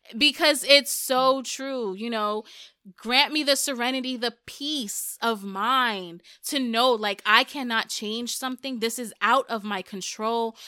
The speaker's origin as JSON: {"language": "English", "town": "New York City", "region": "New York", "country": "United States", "first_language": "Spanish", "second_language": "English", "said": "I'm from New York"}